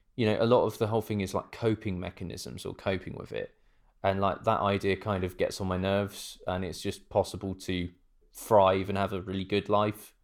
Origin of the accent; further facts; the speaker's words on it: United Kingdom; now in Norwich, United Kingdom; being British